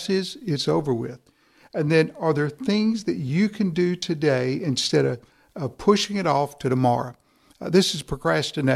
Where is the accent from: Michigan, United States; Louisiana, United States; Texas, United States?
Texas, United States; East; I'm from East Texas. We're a little slower there.